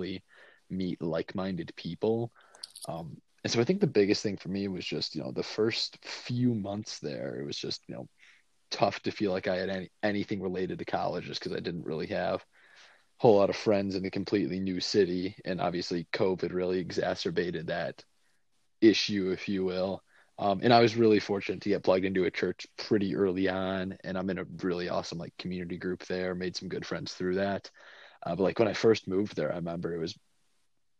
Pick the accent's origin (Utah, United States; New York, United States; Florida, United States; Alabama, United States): New York, United States; Buffalo; moved away as an adult; now in Cincinnati, United States; my hometown of Buffalo